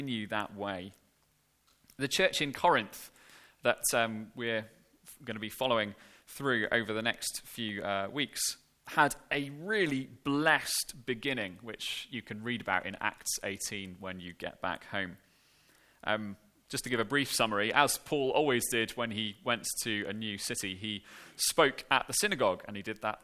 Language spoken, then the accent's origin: English; Cardiff, Wales, United Kingdom; now in Banstead, United Kingdom; the church that I grew up in back in Cardiff